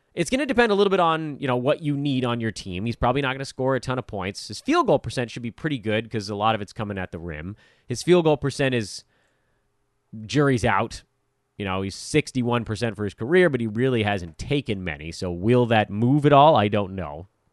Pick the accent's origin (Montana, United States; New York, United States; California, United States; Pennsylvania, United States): California, United States; Southern; growing up in Southern California, not rival schools because my school basically had no sports teams, but very close